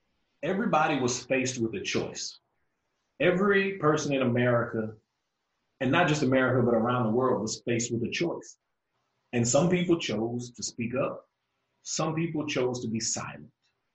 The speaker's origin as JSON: {"language": "English", "region": "Louisiana", "country": "United States", "tie": "born or raised there", "moved": "yes", "lives_now": "Texas, United States", "said": "growing up in Louisiana, basically it was Black folks and white folks. I live here in Texas now."}